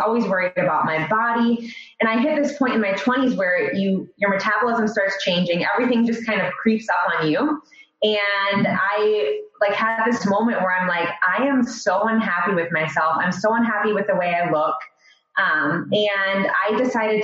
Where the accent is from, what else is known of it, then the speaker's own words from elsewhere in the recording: Royal Oak, Michigan, United States; also born or lived in Australia; born and raised. I actually live in Royal Oak right now. I was born in Royal Oak, Michigan